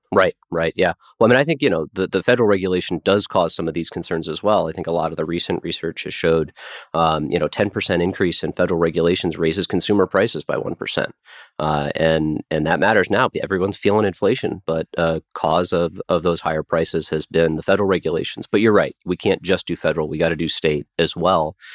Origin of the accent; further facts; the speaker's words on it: Nebraska, United States; my home state of Nebraska